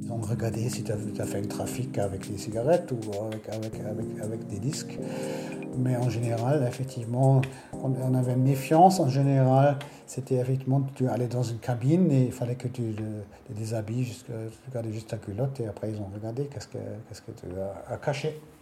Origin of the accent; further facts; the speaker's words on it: Berlin, Germany; chez nous, à Berlin-Ouest